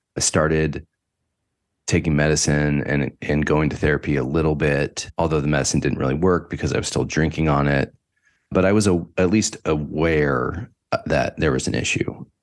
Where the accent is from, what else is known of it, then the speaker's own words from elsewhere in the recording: Northern California, United States; I grew up in Northern California, about an hour north of the city, San Francisco, way out i, on P C H in the middle of nowhere